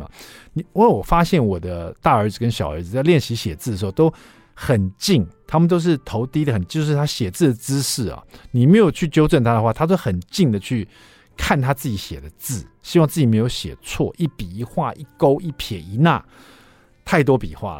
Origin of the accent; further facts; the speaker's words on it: Taiwan; 没想到我们台湾人这个小朋友小朋友得近视的。